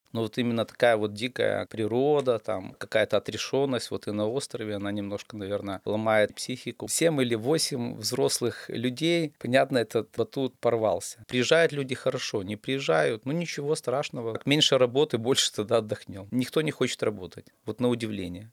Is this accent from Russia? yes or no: no; Pinsk, Brest Region, Belarus; Родился в Пинске